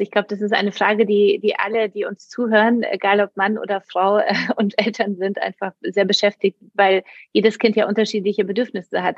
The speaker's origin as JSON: {"language": "German", "country": "Poland", "tie": "born or raised there", "moved": "yes", "lives_now": "Germany", "said": "ich komme ja aus Polen. Ähm, mhm. Ich bin sozusagen mit einer Mutter aufgewachsen, auch die alleinerziehend war, aber es war auch in Polen damals"}